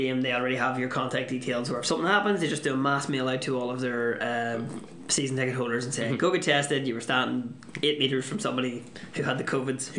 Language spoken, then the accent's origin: English; Ireland; obviously being Irish